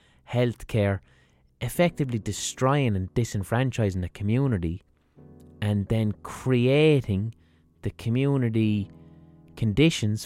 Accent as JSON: {"language": "English", "country": "Ireland"}